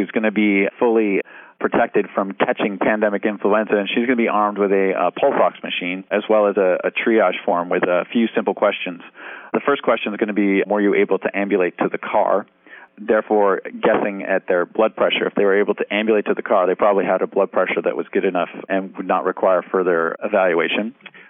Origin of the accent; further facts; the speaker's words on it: New York, United States; Considering I'm a New Yorker.